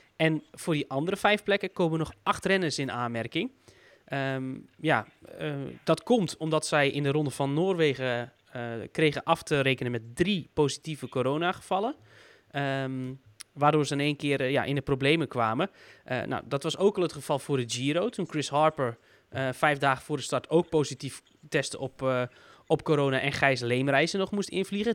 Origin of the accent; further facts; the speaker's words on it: Netherlands; vanuit Nederlands oogpunt